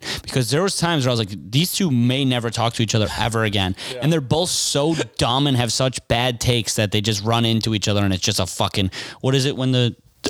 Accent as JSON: {"language": "English", "region": "Midwest", "country": "United States", "said": "I'm from the Midwest. I'm Irish."}